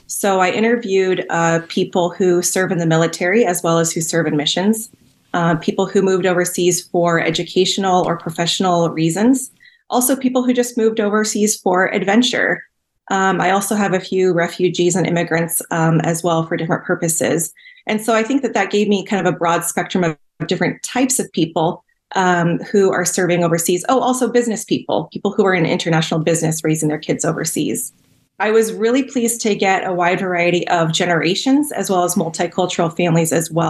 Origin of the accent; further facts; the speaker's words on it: Cameroon; Yeah, I grew up in Cameroon. My parents were with Wycliffe Bible translators. So I grew up in a small village, and my parents translated the Bible into the Noni language.